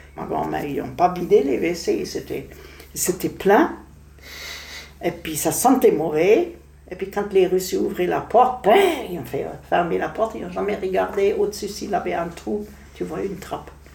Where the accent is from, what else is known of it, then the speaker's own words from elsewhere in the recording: Berlin, Germany; French is a second language; moved away; Je suis née à Prenzlauer Berg même